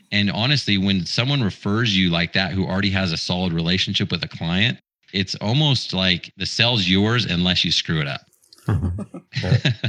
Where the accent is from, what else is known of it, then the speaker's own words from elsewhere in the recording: Utah, United States; I grew up in Utah